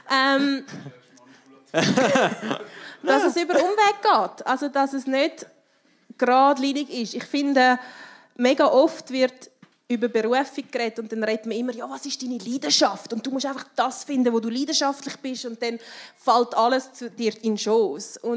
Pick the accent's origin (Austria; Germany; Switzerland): Switzerland; gerade als Schweizerin, wo man so fest auf Sicherheit baut und Sozialversicherungen